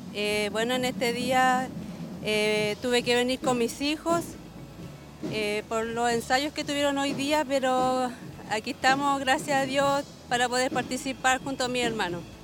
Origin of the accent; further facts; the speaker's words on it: Quillón, Ñuble, Chile; yo soy de lejos, de Quillón